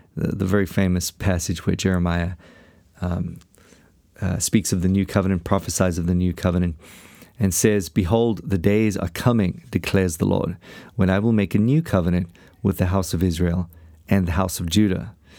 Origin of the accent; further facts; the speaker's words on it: South Africa; I come from South Africa